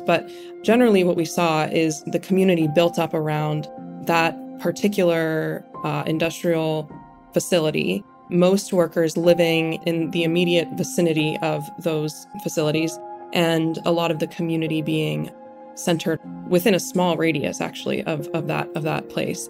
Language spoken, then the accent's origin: English; Western Pennsylvania, United States; growing up in Western Pennsylvania